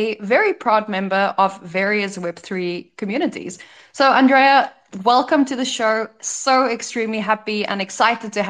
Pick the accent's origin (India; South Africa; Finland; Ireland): South Africa; now in Croatia; as a South African who just came from visiting home during summer